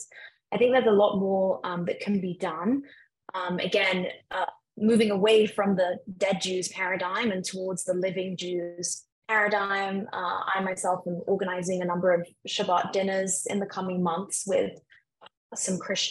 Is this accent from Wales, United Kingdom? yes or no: no; London, United Kingdom; moved away as an adult; now in United States; I grew up in London, very multicultural